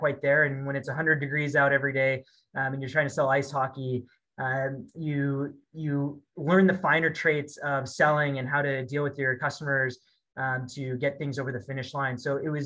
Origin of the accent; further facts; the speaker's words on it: Bay Area, just south of San Francisco, California, United States; moved away as an adult; also born or lived in Kingston, Ontario, Canada; now in Edmonton, Canada; I grew up in the Bay Area, just south of San Francisco